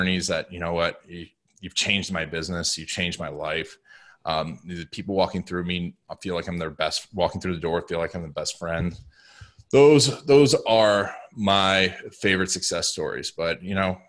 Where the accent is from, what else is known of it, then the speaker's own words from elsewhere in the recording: Orlando, Florida, United States; growing up in Orlando